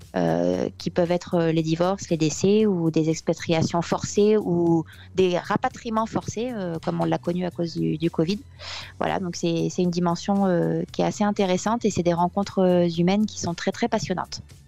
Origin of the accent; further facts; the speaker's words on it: France; moved away as an adult; also born or lived in Occitanie; now in Munich, Germany; quand on est français